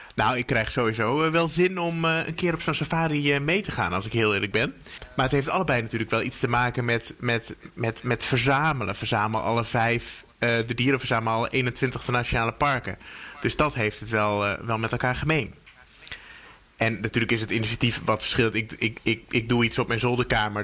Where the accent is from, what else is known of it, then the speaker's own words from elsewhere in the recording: Veluwe, Gelderland, Netherlands; moved away; Ik ben geboren op de Veluwe ongeveer in het bos